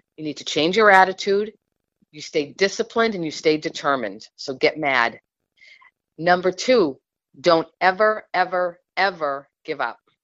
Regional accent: New England, United States; I'm from New England and I'm a Patriots fan.

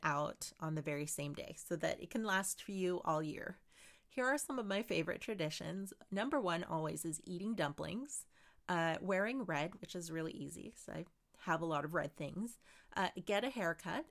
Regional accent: Philippines; I'm Filipino and growing up, my family always appreciated

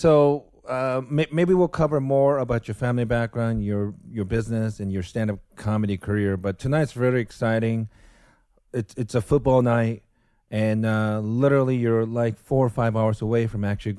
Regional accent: United States; as American, only football I know is National Football League and college football in United States.

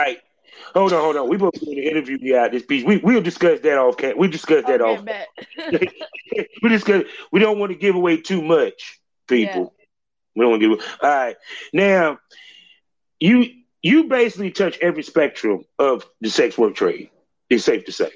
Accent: the South, United States; I'm from the South

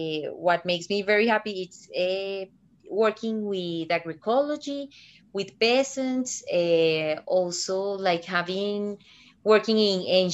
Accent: Medellin, Antioquia, Colombia; moved away as an adult; also born or lived in Brazil; I'm from Colombia. I'm from Medellin, but I've lived in Brazil for 10 years. Then last year I went back to Colombia

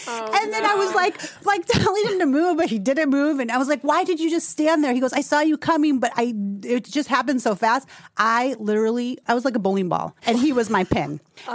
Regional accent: Chicago, Illinois, United States; And I'm from Chicago. I'm from Illinois.

